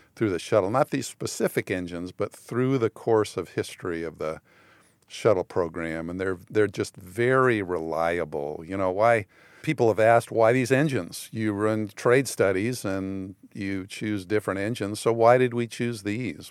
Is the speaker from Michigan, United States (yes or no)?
no; San Fernando Valley, California, United States; moved away; I grew up in the San Fernando Valley